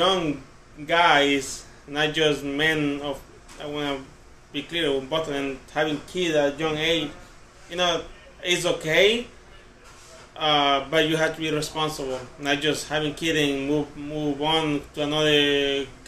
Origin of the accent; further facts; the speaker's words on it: Pacific coast, Mexico; moved away; I'm Hispanic. I come from Mexico, from the Pacific also